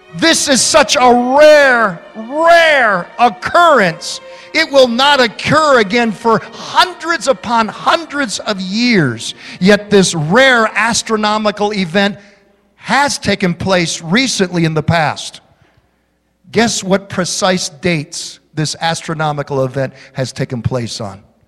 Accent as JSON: {"language": "English", "town": "Holland", "region": "Michigan", "country": "United States", "tie": "born or raised there", "said": "when I was 12 years old growing up in Holland, Michigan"}